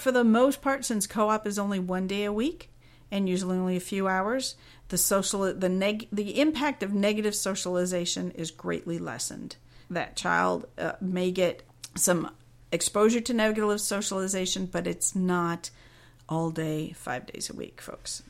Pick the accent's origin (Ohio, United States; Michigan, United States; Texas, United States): Ohio, United States; Cincinnati; I'll be in Cincinnati, Ohio. That's my hometown